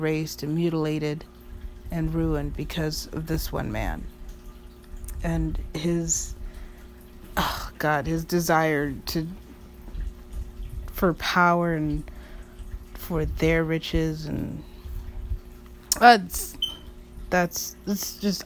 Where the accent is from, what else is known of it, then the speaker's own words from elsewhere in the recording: United States; living in America and being born an American